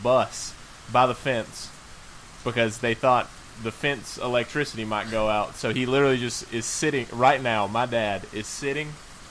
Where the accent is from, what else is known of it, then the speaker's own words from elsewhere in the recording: Columbus County, North Carolina, United States; He moved down to my hometown, and we're from the coast. Shout out Cerro Gordo, Chadburn, Wyville, Columbus Wyville. County, baby.